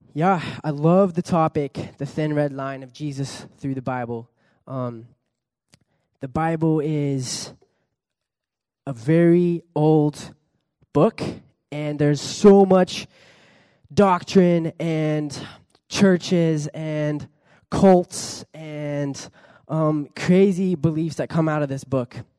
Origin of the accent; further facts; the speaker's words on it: California, United States; also born or lived in Pichilemu, Chile; I was born in California, grew up there